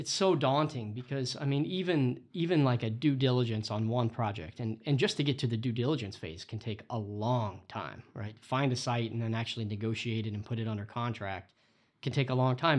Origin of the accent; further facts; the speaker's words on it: Florida, United States; now in Boston, United States; I grew up in Florida.